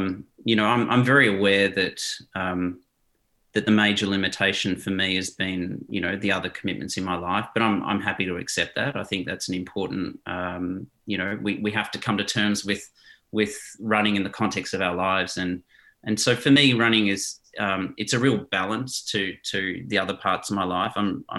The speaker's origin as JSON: {"language": "English", "country": "South Africa", "tie": "born there", "said": "You know, I was born in South Africa to Dutch parents"}